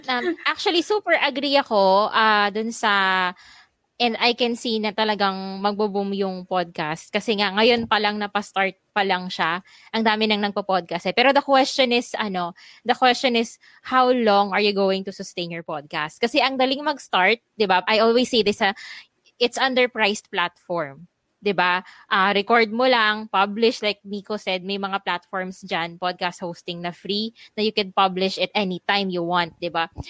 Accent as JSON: {"language": "Tagalog", "country": "Philippines"}